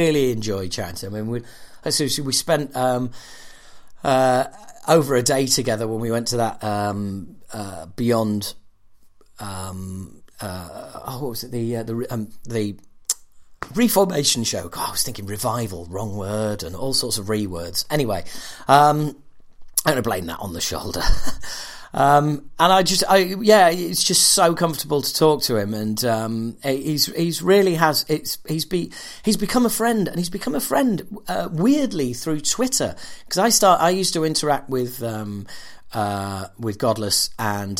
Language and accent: English; United Kingdom; I'm British